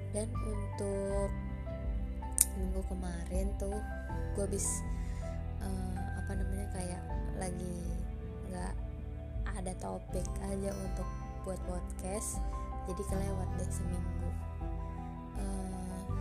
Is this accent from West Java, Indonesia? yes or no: no; Lampung, Indonesia; sebelumnya gue dari Lampung gue dari Jak dari Lampung nih gue ke Jakarta dulu